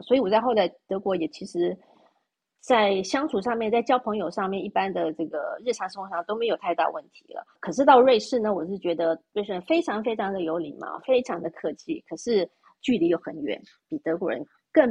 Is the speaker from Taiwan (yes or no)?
yes; Taiwan; moved away as an adult; also born or lived in Germany; now in Switzerland; 就像我们在台湾，出生长大的呢